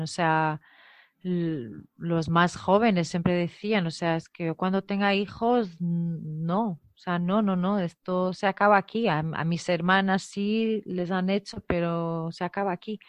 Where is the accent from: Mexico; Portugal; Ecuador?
Portugal; moved away; also born or lived in Guinea-Bissau; soy portuguesa